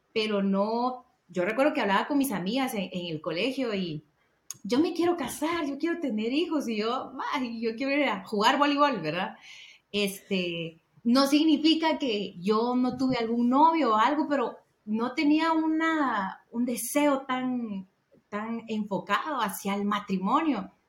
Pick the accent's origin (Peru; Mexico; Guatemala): Guatemala; moved away as an adult; now in Guatemala City, Guatemala; Yo soy del interior de Guatemala y me vine a trabajar a la ciudad